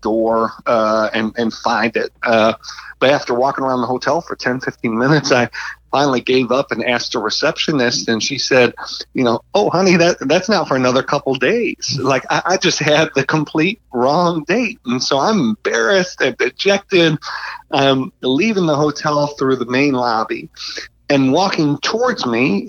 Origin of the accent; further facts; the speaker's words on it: Buffalo, New York, United States; moved away as an adult; also born or lived in Washington, D.C.; I'm from Buffalo, New York, I should say, and come from an Italian family